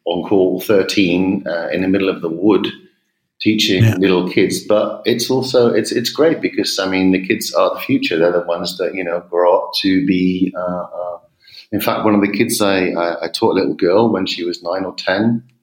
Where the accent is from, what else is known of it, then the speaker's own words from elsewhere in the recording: England, United Kingdom; accent: English; also born or lived in United States; you can probably hear from my accent I'm English.